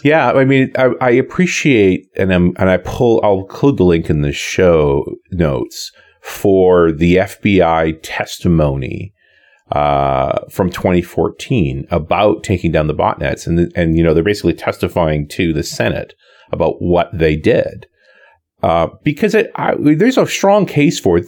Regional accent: Canada; I'm Canadian

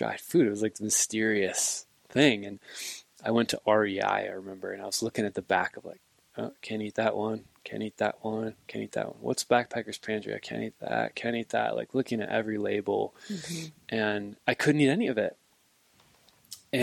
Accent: Midwest, United States; moved away as an adult; now in Montana, United States; I grew up hunting in the Midwest, mostly whitetails

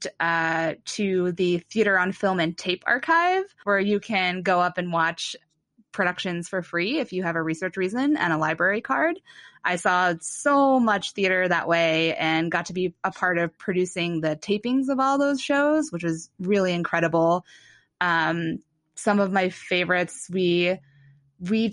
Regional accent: Mansfield, Ohio, United States; moved away; I'm from Mansfield, Ohio

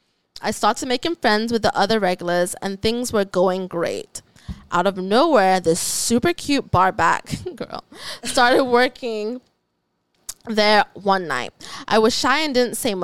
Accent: Ghana; also born or lived in Oklahoma; now in United States; I was raised in Ghana. I was raised in Africa, all around all black people.

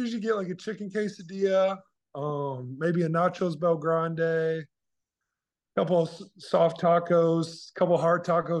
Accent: Indiana, United States; But, you know, growing up in Indiana, kind of in the center of the Big Ten

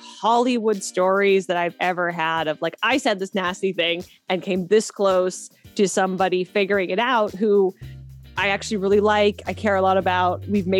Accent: Canada; now in Los Angeles, United States; I am originally from Canada, about 14 different cities because my dad was in the military, and I now reside in Los Angeles, California.

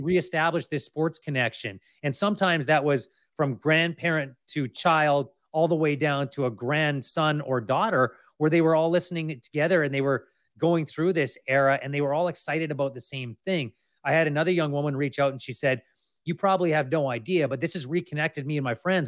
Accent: Kamloops, British Columbia, Canada; also born or lived in Lower Mainland, British Columbia; now in North Shore, Canada; I grew up in Kamloops. I've been in the Lower Mainland for, oh, geez, I don't even wanna count the years now. Thirty years, basically.

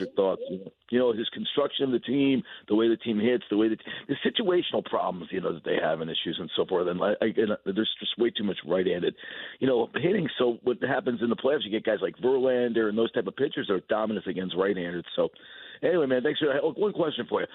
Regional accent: New York City, New York, United States; also born or lived in Westchester; now in Massachusetts, United States; I'm from the Big A, I'm from the Big Apple

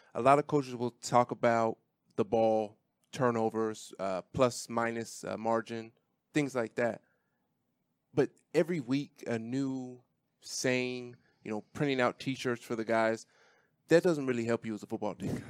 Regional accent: Washington, United States; born or raised there; moved away

